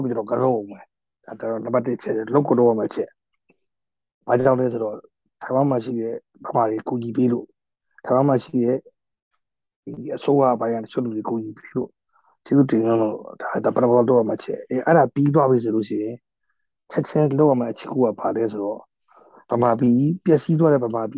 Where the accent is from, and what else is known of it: Myanmar; moved away as an adult; now in Taiwan